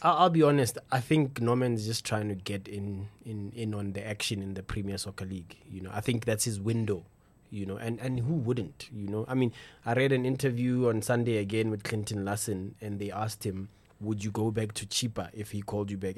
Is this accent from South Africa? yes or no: yes; South Africa